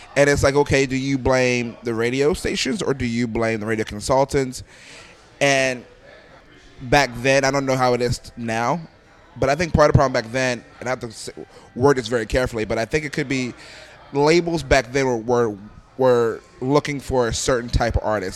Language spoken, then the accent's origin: English; Philadelphia, Pennsylvania, United States; moved away as an adult; I'm from Philadelphia